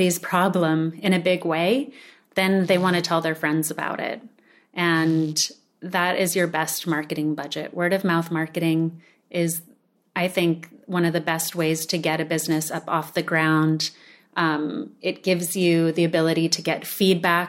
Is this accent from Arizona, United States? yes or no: yes; Sedona, Arizona, United States; more ancient food philosophies that we were raised with growing up in Sedona